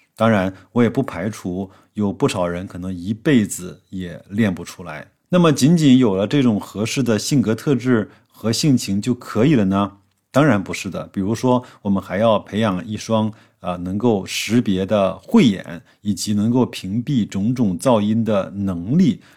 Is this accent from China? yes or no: yes; China; 我们中国人呐，为人处事向来讲究大智慧